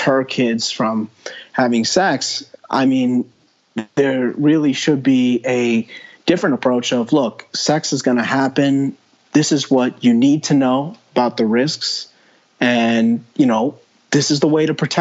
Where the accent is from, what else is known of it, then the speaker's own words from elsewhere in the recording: New York, United States; I grew up in New York.